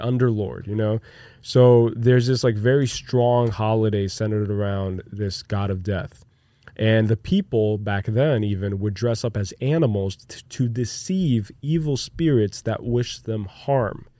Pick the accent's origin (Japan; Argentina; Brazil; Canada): Brazil; moved away as an adult; now in United States; I grew up in Brazil